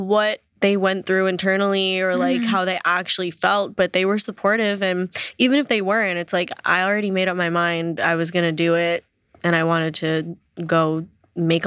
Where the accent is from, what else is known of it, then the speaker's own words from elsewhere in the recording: New York City, New York, United States; I grew up in New York City